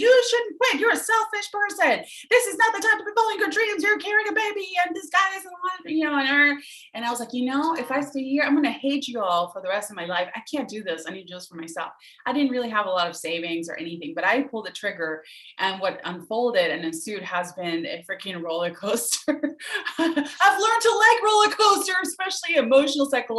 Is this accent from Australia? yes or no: no; Venezuela; moved away; I'm from Venezuela, originally was born and raised